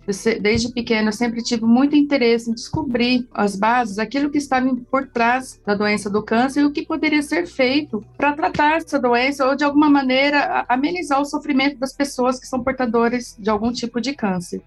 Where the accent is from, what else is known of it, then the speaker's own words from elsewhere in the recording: Campinas, São Paulo, Brazil; Eu sou de Campinas, nascida e criada em Campinas, sim. E moro em Barão Geraldo